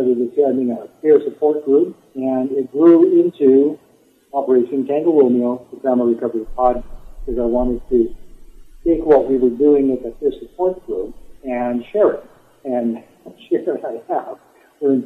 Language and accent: English; just east of Edmonton, Alberta, Canada; I am a Canadian. I'm from the province of Alberta. I'm living in southern Alberta now, but grew up just east of Edmonton